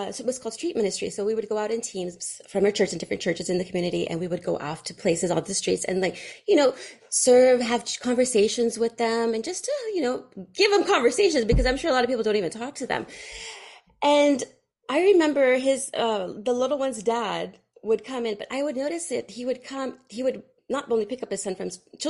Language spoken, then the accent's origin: English; Fremont, California, United States; I grew up in Fremont, California, and there's a lot of Indians